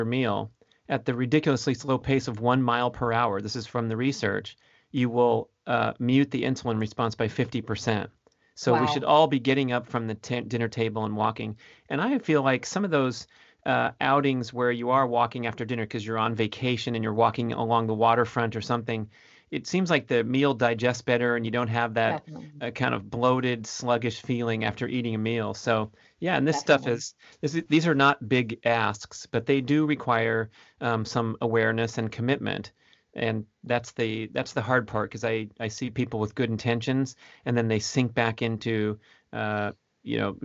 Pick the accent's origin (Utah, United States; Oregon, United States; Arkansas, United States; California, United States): California, United States; Southern; I'm from Southern California